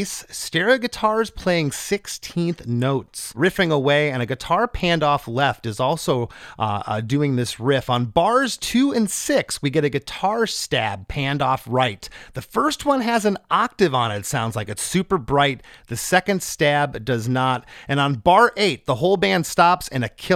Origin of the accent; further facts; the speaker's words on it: Port Charlotte, Florida, United States; now in Knoxville, United States; I grew up in the southwest coast, the Gulf Coast of Florida, Port Charlotte area.